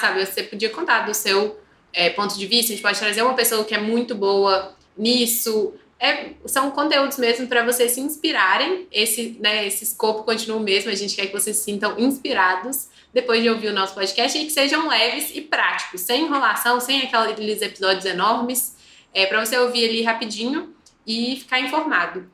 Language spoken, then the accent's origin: Portuguese; Belo Horizonte, Minas Gerais, Brazil; accent: Belo Horizonte; Se, se vocês não perceberam pelo nosso sotaque, que são os de Belo Horizonte